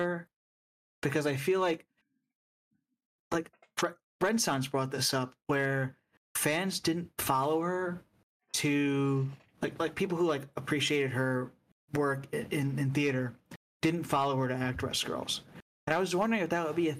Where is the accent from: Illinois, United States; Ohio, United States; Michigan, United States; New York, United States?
New York, United States; New York City; I'm from New York, you know, and I'm familiar with the area.